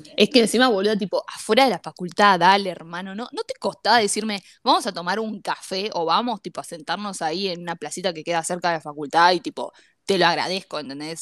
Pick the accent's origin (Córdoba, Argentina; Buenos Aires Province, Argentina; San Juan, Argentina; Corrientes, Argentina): Buenos Aires Province, Argentina; Lanús; el tema de ser de zona sur fue lo que nos unió